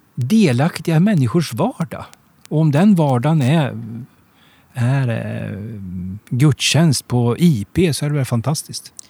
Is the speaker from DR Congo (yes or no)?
no; Degerfors, Örebro County, Sweden; moved away; also born or lived in Gothenburg; jag kommer ifrån Degerfors, där spelar alla fotboll